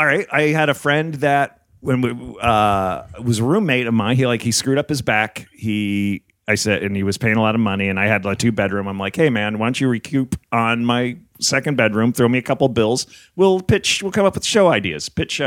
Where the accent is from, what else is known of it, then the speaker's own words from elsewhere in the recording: New Jersey, United States; I grew up in Jersey primarily.